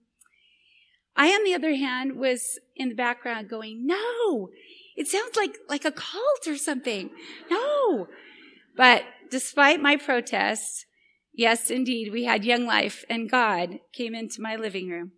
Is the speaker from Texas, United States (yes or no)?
no; Boise, Idaho, United States; my hometown in Boise, Idaho.